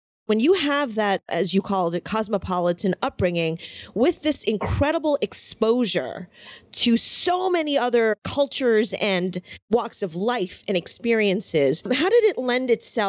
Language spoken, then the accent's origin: English; United States; Okay, I am Chinese American. Mm-hmm. My parents are immigrants.